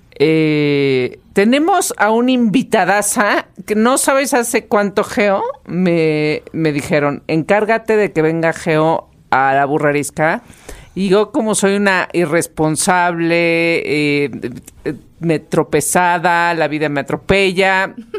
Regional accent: Mexico; los mexicanos

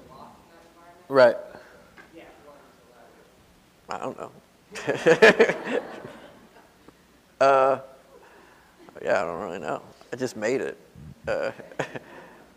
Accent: Nashville, Tennessee, United States; moved away; also born or lived in New York; growing up in Nashville

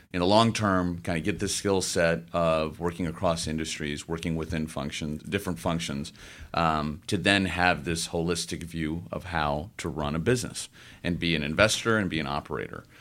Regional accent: Memphis, Tennessee, United States; moved away as an adult; also born or lived in St. Louis; I grew up in Memphis, Tennessee

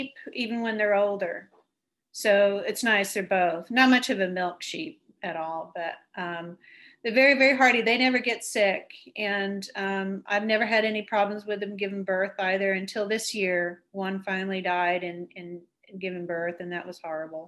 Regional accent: Texas, United States; moved away; I'm a Texan

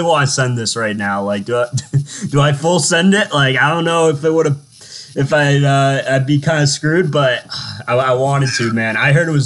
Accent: Boston, Massachusetts, United States; moved away; I'm from Boston

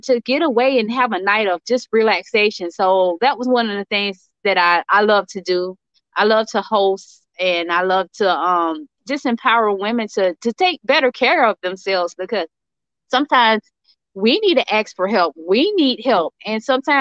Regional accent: Jacksonville, Florida, United States; I'm from Jacksonville, Florida.

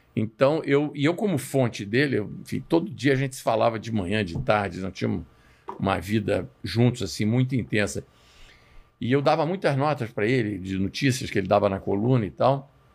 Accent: Rio de Janeiro, Brazil; eu sou nascido e criado no Rio de Janeiro da vida inteira

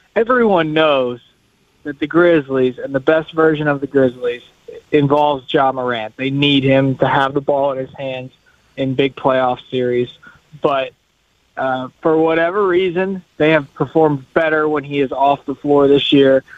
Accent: Louisville, Kentucky, United States; I'm from Louisville, Kentucky

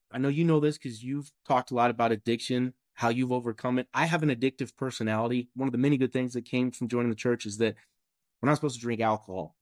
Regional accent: Kentucky, United States; I'm born and raised in Kentucky.

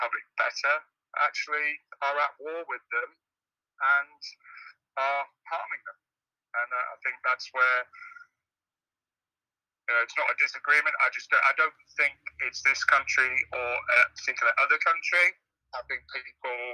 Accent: England, United Kingdom; moved away as an adult; also born or lived in Detroit, Michigan; now in Michigan, United States; I grew up in England, and I'm a native national of Michigan, a Michiganer

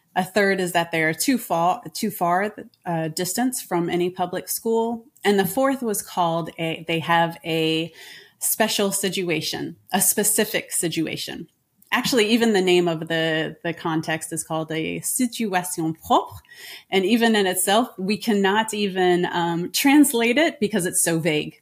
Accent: United States; moved away as an adult; now in France; I am an American

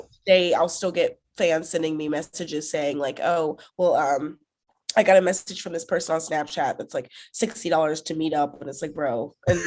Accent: the South, United States; I'm from the South

